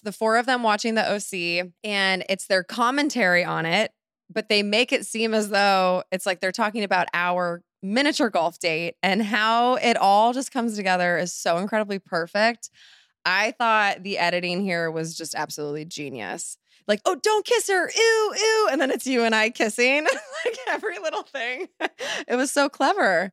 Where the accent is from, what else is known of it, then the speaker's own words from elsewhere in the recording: Laguna Beach, California, United States; moved away; I haven't lived in Laguna in, you know, eighteen years?